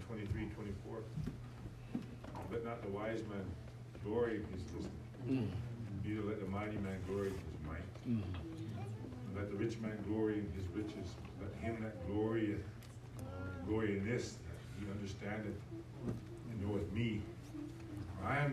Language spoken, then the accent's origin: English; United States; I'm an American. I'm a U.S. citizen